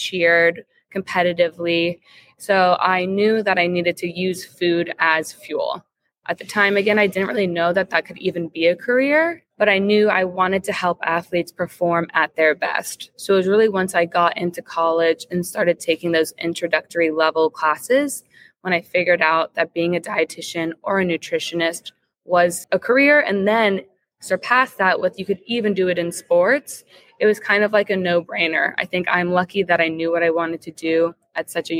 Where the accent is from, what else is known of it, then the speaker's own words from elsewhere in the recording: Jacksonville, Florida, United States; also born or lived in Tallahassee, Florida; born and raised in Jacksonville, Florida, which is just a nice coincidence that I'm back home now